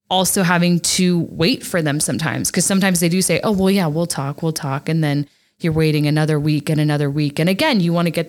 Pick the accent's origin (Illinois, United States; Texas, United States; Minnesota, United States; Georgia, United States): Texas, United States; moved away; growing up in Texas